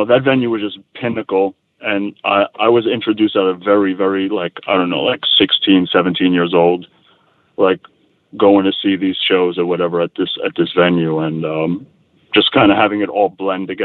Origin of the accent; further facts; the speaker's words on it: New York City, New York, United States; moved away as an adult; now in Portland area, Oregon, United States; I'm from Queens